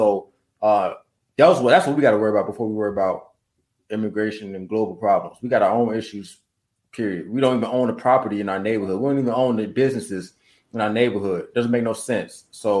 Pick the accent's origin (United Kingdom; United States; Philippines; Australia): United States; as much as I am American first and ADOS first